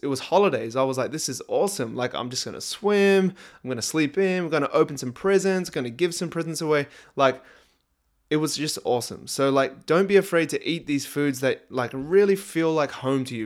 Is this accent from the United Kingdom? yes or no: no; New Zealand; now in Australia; over here in Australia and growing up in New Zealand, Christmas time is, like, summertime